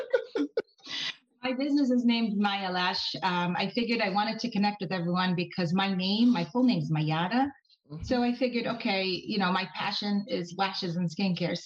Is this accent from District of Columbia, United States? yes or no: no; Boston, Massachusetts, United States; now in Norwood, United States; I was born and raised in Boston